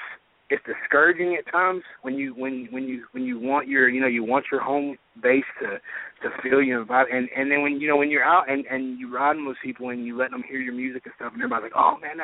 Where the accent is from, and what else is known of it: Knoxville, Tennessee, United States; born or raised there